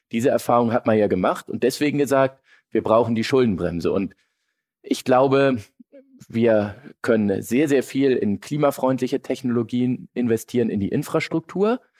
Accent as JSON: {"language": "German", "region": "Hamburg", "country": "Germany", "said": "als Hamburger will ich mich da jetzt äh"}